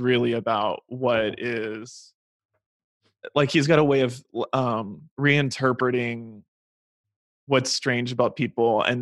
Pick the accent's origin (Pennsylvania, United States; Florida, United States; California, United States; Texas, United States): Texas, United States; I grew up in Texas